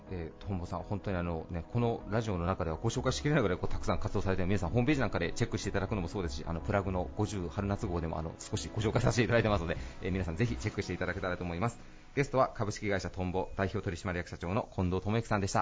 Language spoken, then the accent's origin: Japanese; Takebe, Okayama, Japan; 僕の地元のあの、竹部町